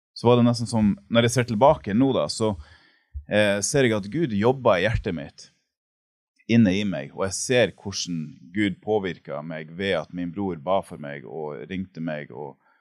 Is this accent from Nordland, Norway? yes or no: yes; Mo i Rana, Nordland, Norway; moved away as an adult; now in Kenya; jeg kommer fra Mo i Rana. Jeg er 39 år gammel.